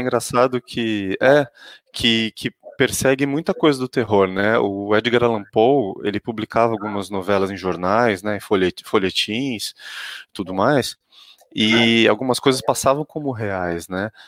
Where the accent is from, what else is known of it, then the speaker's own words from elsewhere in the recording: Santos, São Paulo, Brazil; eu sou de Santos originalmente